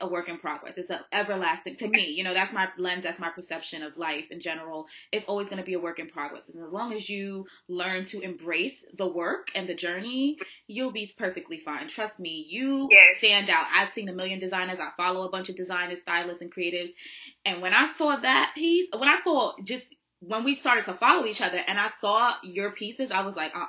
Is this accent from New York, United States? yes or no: yes; New York City, New York, United States; I'm from Harlem